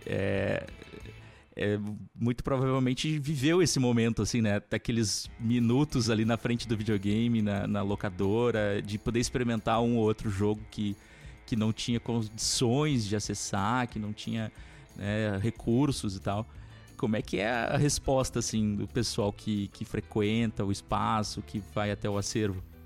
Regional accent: Porto Alegre, Rio Grande do Sul, Brazil; eu sou de Porto Alegre

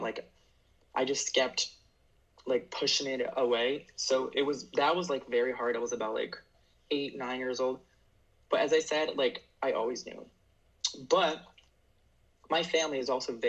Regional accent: Harrison, New Jersey, United States; I'm Brazilian, and I'm from Harrison, New Jersey.

